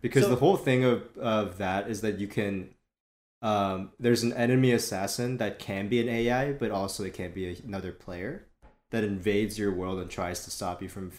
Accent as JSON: {"language": "English", "country": "South Korea", "tie": "born or raised there", "said": "especially from growing up in Korea and spending mm-hmm. summers there, where, like, there's mosquitoes everywhere"}